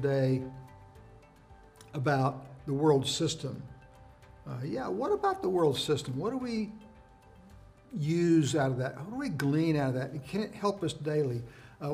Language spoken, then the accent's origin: English; United States; as an American citizen